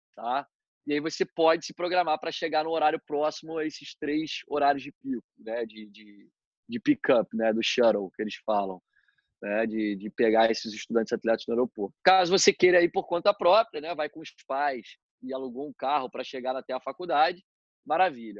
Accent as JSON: {"language": "Portuguese", "country": "Brazil", "said": "nós como brasileiros é, pela nossa cultura desse negócio do jeitinho"}